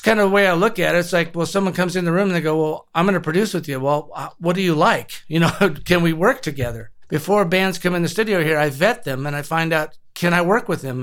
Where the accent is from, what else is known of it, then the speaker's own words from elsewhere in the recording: Compton, California, United States; moved away as an adult; now in New Mexico, United States; I was born and raised in Compton